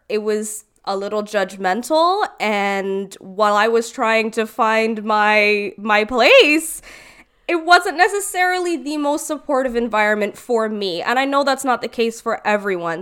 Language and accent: English; Brampton, Ontario, Canada; also born or lived in Caledon; I actually grew up in Brampton, which is primarily Indian